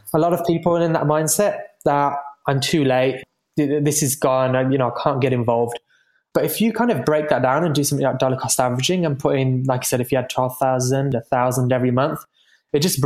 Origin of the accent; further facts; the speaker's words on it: United Kingdom; moved away; I'm from the UK originally, as you might be able to tell from my accent